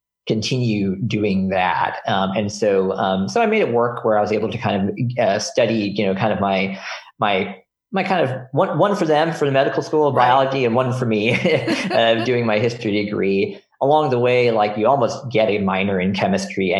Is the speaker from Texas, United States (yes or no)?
yes; Houston, Texas, United States; moved away; also born or lived in Detroit suburbs, Michigan; I basically grew up there from like kindergarten through high school